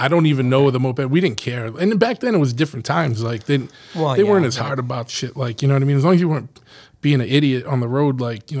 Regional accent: New Bedford, Massachusetts, United States; No. I grew up in New Bedford.

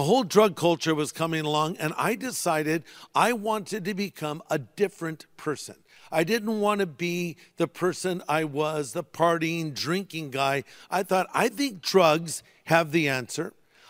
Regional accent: Newport Beach, California, United States; I was raised in Southern California in an area called Newport Beach.

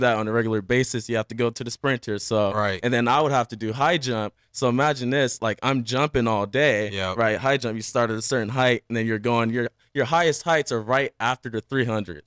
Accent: Washington, United States; also born or lived in San Diego, California; now in Las Vegas, United States; I was born in San Diego, right? Like, and I, I lived there until basically the second grade. And then I moved to oh, Washington

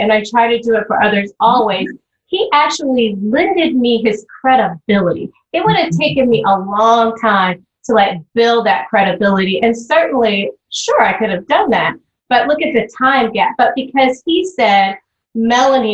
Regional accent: the South, United States; I was raised in the South.

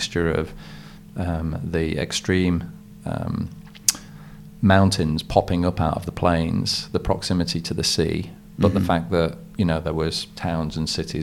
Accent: United Kingdom; moved away as an adult; now in New Zealand; I was born in the UK and sort of had the regular childhood up until university.

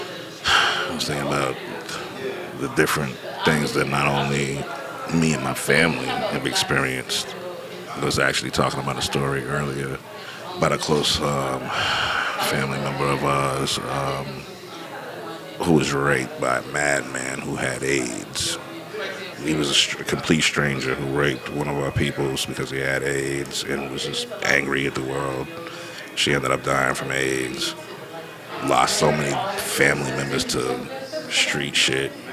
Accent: Boston, Massachusetts, United States; now in Oakland, United States; I'm originally from Boston, Roxbury. Been living in Oakland for 26 years now

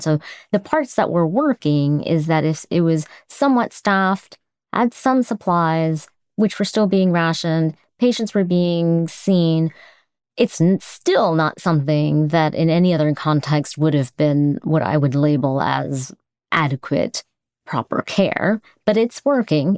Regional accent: United States; as an American

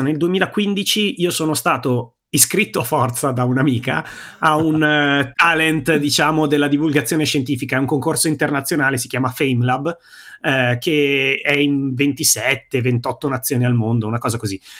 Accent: province of Bergamo, Lombardy, Italy; moved away as an adult; now in Brianza, Italy; io sono bergamasco, sono nato in provincia di Bergamo, sono cresciuto in provincia di Bergamo

